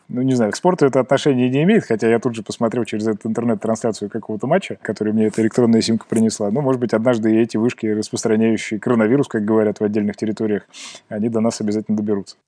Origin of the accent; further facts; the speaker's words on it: Kemerovo, Kemerovo Oblast, Russia; моего родного города Кемерово